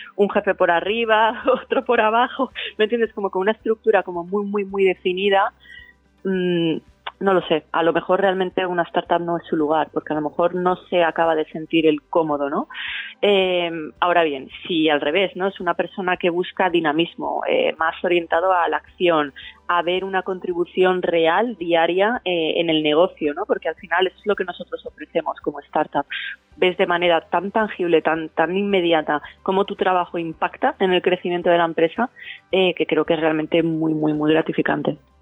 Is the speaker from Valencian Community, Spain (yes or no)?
yes; Valencia, Valencian Community, Spain; moved away as an adult; also born or lived in São Paulo, Brazil; Y cuando volví a España, y a Valencia, eh, que es mi ciudad natal